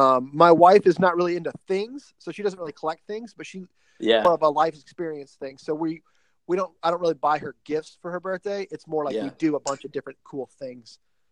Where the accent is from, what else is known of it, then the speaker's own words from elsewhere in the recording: Nashville, Tennessee, United States; I grew up in Nashville, Tennessee